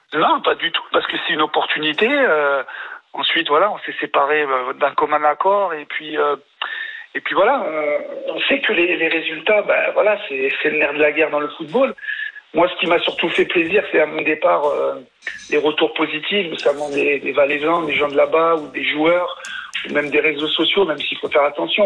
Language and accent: French; France; je suis français